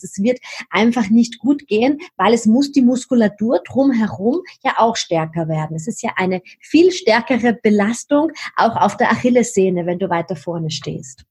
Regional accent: Vienna, Austria; Also wo ich herkomme, hört man wahrscheinlich ein bisschen. Ich bin Wienerin

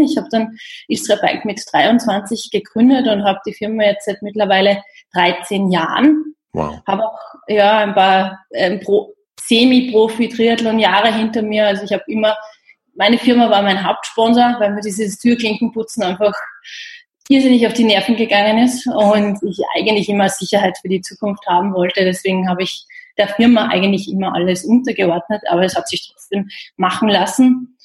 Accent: Austria; in Österreich erledigen und ja. habe jetzt zwei Tage Heimat

